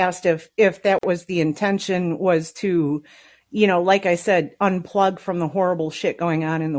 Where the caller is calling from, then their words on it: Las Vegas, Nevada, United States; I'm calling from Las Vegas.